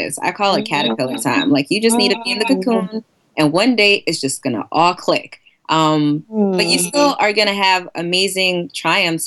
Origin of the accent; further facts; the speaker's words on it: New York City, New York, United States; I'm actually from Queens, Queens, New York. Born and bred